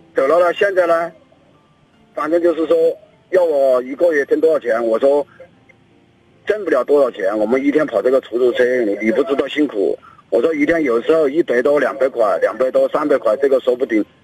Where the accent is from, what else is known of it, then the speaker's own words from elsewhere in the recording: Sichuan, China; moved away; 我是四川的